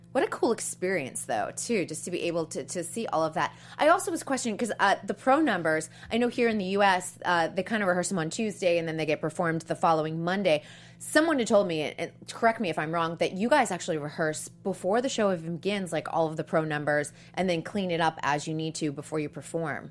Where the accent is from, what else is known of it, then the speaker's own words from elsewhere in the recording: Boston, Massachusetts, United States; that's my hometown, Boston